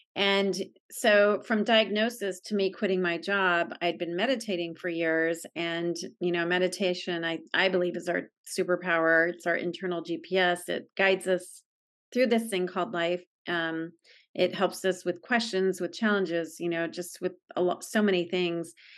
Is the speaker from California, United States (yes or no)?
yes; San Diego, California, United States; I grew up in San Diego and, um, I still live here